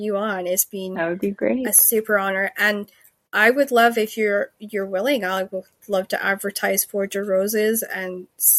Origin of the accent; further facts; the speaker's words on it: Scotland, United Kingdom; I'm Scottish